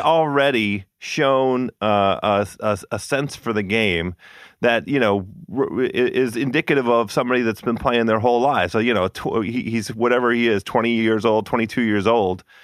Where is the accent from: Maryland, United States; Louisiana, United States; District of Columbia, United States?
District of Columbia, United States; Washington; born or raised there